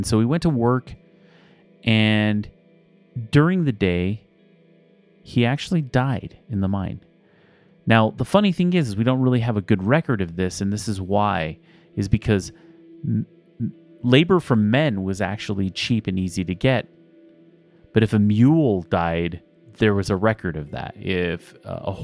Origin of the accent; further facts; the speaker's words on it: Spring Canyon, Utah, United States; When I grew up in Spring Canyon